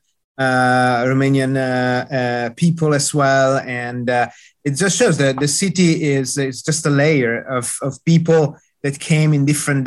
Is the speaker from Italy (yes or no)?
yes; Turin, Piedmont, Italy; now in Cincinnati, United States; I was born in Turin, and I was born in Mirafiori